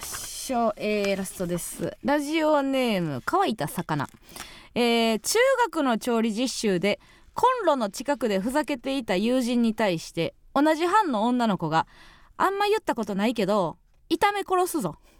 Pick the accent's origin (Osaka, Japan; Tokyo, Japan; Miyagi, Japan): Osaka, Japan; Kansai; moved away; 地元大阪関西